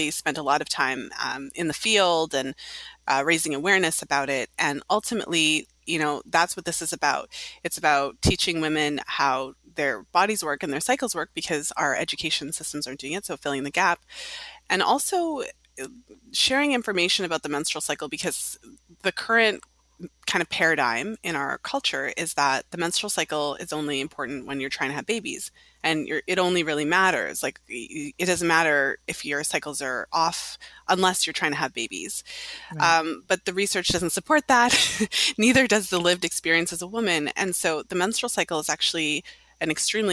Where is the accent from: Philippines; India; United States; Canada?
Canada; now in Toronto, Canada; I'm in Toronto, Ontario, Canada. So I'm Canadian